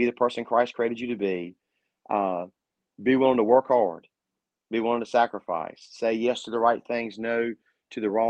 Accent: North Carolina, United States; I'm from North Carolina.

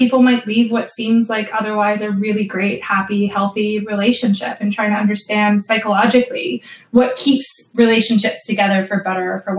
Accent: Canada; moved away as an adult; also born or lived in Buffalo, New York, United States; now in England, United Kingdom; I'm originally from Canada

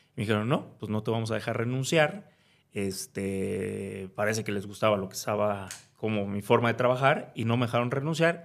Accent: Veracruz, Mexico; moved away as an adult; also born or lived in Puebla / Spain / New York; soy de Veracruz. Este, nací ahí, crecí ahí.

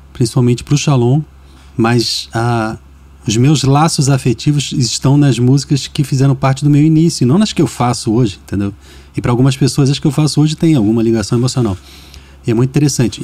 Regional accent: Rio de Janeiro, Brazil; Eu sou do Rio

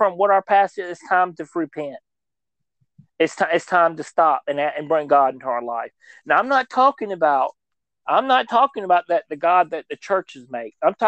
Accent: United States; we as an American people

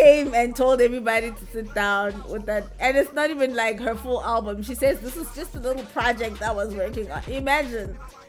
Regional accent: South Africa; I'm South African.

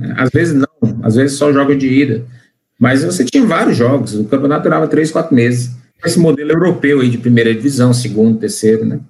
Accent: Fortaleza, Ceará, Brazil; sou cearense de Fortaleza

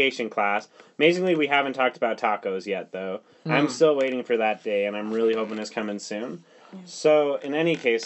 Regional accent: Lindon, Utah, United States; I'm from City of Dreams, Linden

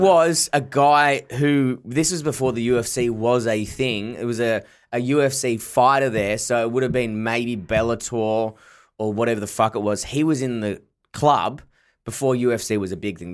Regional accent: Perth, Western Australia, Australia; now in Melbourne, Australia; I'm from Perth, and then when I first moved to Melbourne

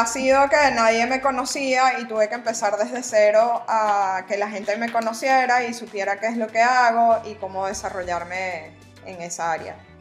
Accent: Venezuela; moved away as an adult; now in Panama; Soy venezolana tal cual lo dices, me vine a Panamá hace seis años

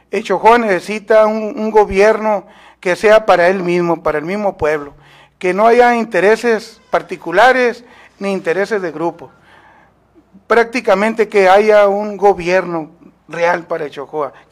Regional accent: Guatabampo, Sonora, Mexico; born there; also born or lived in Hermosillo; soy nacido en Guatabampo, Sonora, pero desde que salí a estudios a Hermosillo

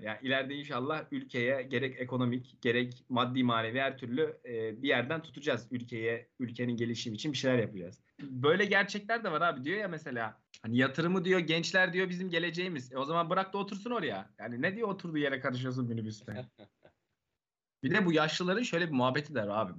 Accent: Erzincan, Turkey; moved away as an adult; now in Istanbul, Turkey; kendi memleketimden örnek vereyim. Erzincan'da mesela.

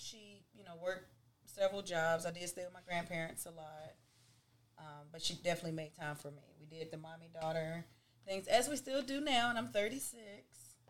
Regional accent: Cleveland, Ohio, United States; I grew up in Cleveland, Ohio, people, if y'all didn't know that. So my family was all there

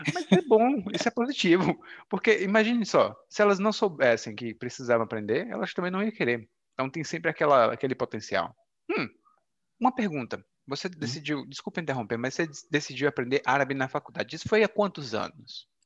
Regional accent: Brazil; first language Portuguese; sou brasileiro e falo português como idioma materno

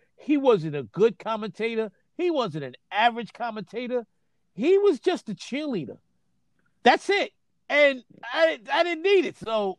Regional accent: New York, United States; I grew up in New York

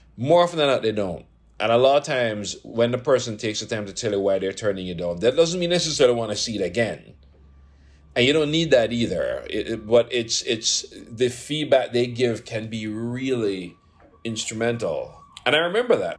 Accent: Jamaica; moved away as an adult; I come from Jamaica

